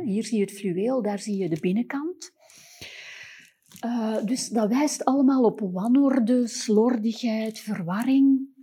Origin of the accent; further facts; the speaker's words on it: Antwerp, Flanders, Belgium; als Antwerpenaar